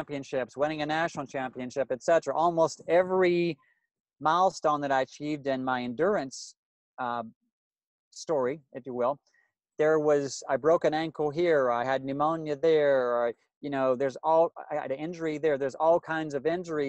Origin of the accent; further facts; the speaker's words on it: Louisiana, United States; I grew up in Louisiana